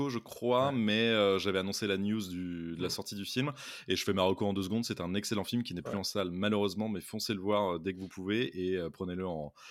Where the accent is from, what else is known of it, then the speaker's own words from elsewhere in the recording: France; quand on est français